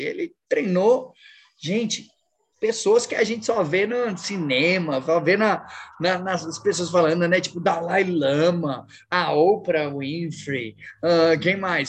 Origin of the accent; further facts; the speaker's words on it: São Paulo, Brazil; moved away as an adult; now in Natal, Brazil; eu sempre morei a vida toda em São Paulo